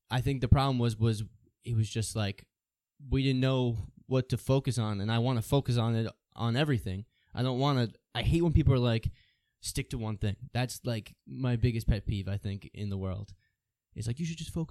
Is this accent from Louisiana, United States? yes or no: no; Farmingdale, New York, United States; I'm from Farmingdale